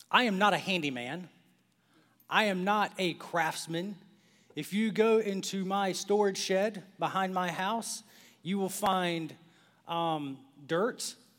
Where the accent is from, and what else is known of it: Clinton, North Carolina, United States; born or raised there; moved away